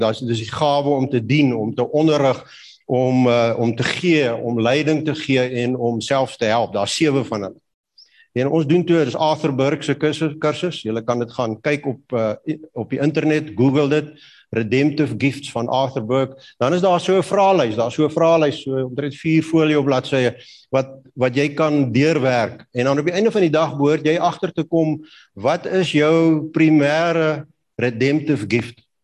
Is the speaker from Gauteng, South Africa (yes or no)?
no; Kalahari, Northern Cape, South Africa; ek het groot geword in die Kalahari